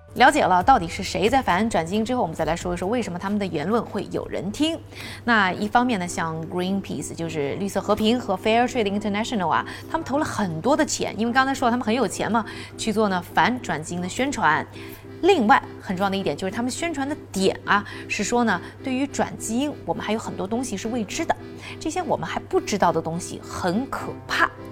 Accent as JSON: {"language": "Chinese", "country": "China", "said": "我们中国人非常自豪的杂交水稻"}